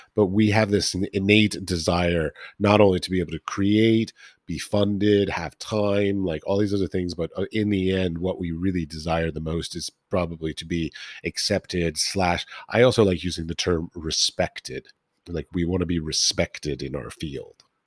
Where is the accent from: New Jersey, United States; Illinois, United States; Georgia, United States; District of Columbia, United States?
District of Columbia, United States; Washington; I grew up in Washington D.C. near the Smithsonian uh, Institution